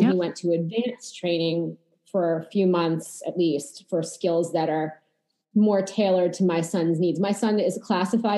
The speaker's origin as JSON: {"language": "English", "town": "Boston", "region": "Massachusetts", "country": "United States", "tie": "born or raised there", "moved": "yes", "lives_now": "Long Island, United States", "said": "I am a Boston native"}